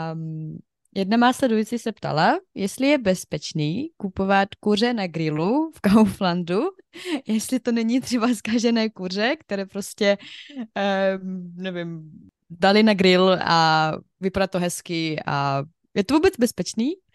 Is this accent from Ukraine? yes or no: yes; Ukraine; Czech is a second language; now in Czech Republic; u nás na Ukrajině my říkáme 200 gramů